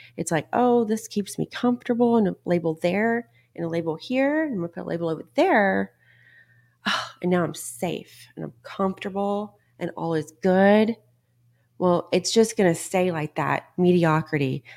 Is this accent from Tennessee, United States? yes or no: no; Texas, United States; I'm from Texas